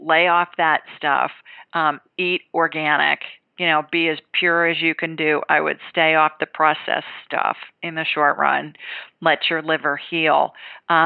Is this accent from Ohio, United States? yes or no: yes; Columbus, Ohio, United States; now in Alabama, United States; I grew up in Columbus